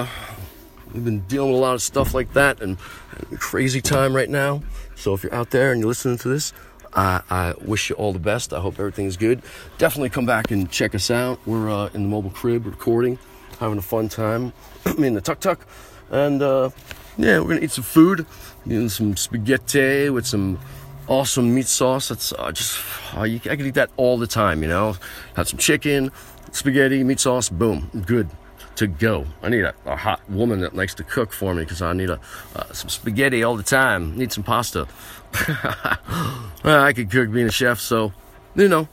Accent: United States; I am an American

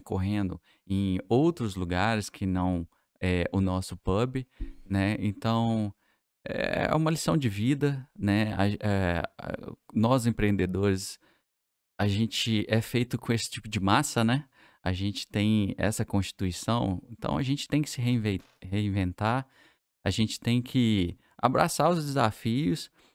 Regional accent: Divinópolis, Minas Gerais, Brazil

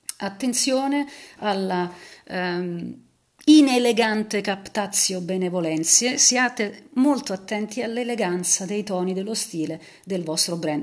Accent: Naples, Campania, Italy; sono napoletana anch'io

